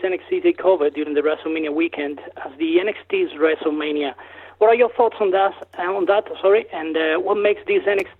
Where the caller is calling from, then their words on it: Spain; I'm calling you from Spain